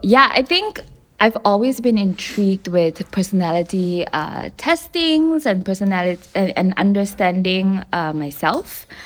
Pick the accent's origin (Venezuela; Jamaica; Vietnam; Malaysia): Malaysia; I'm a Malaysian Chinese. So what that means is I'm born in Malaysia, native to Malaysia, but I'm of the Chinese race.